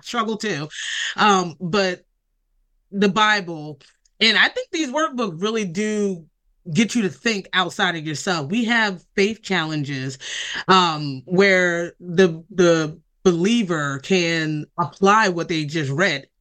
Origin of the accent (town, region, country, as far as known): Delaware, United States; born or raised there